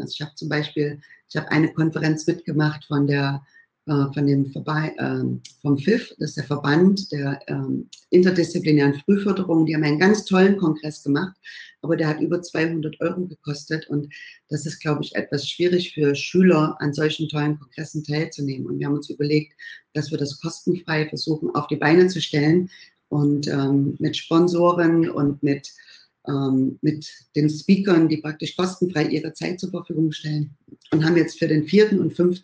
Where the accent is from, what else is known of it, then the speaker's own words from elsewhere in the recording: Bad Schlema, Saxony, Germany; moved away as an adult; now in California, United States; ich komme ursprünglich aus dem Erzgebirge, aus dem schönen Bad Schlema, bin dort aufgewachsen